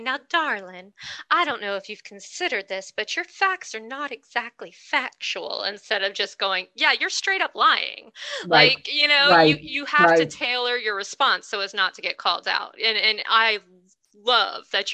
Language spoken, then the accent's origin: English; the South, United States; I'm a Southerner, I'm a redneck